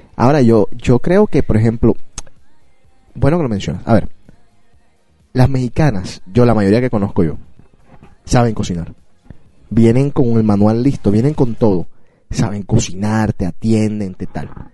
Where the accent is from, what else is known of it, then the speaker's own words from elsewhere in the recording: Colombia; Yo soy de Colombia.